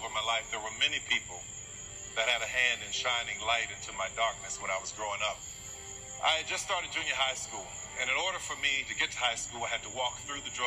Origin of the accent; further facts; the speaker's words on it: New Orleans, Louisiana, United States; I grew up in New Orleans.